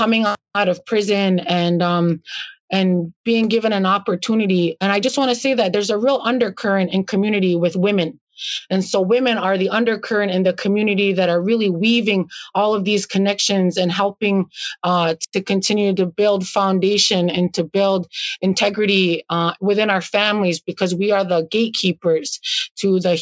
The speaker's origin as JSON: {"language": "English", "town": "Akwesasne", "country": "Canada", "tie": "born or raised there", "said": "I grew up on the Canadian portion."}